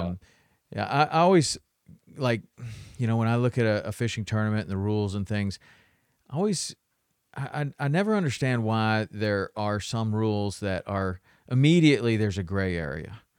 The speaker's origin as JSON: {"language": "English", "region": "Tennessee", "country": "United States", "tie": "born or raised there", "said": "I grew up in Tennessee, so we would go through the locks all the time"}